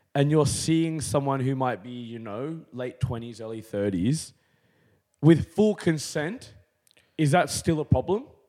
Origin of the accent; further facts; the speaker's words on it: Canberra, Australian Capital Territory, Australia; growing up in Canberra